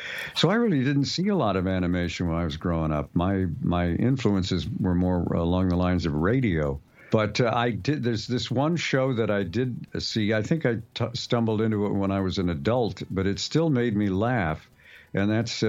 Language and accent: English; Montreal, Quebec, Canada; I did not grow up watching cartoons. We didn't have a TV in the house, and I was raised in Montreal, Canada, and kids under 16 couldn't go to movies in those days.